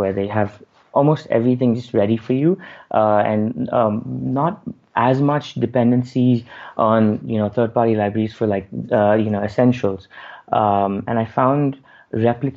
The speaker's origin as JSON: {"language": "English", "town": "Bangalore", "region": "Karnataka", "country": "India", "said": "I'm from India, Bangalore"}